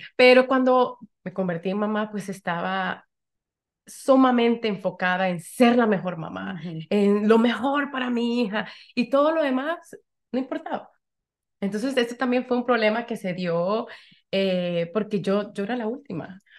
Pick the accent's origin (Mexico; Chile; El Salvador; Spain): El Salvador; now in Connecticut, United States; soy salvadoreña, vivo aquí en Connecticut